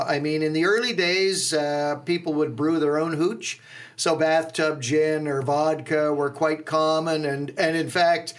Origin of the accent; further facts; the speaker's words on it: Owen Sound, Ontario, Canada; We're from Owen Sound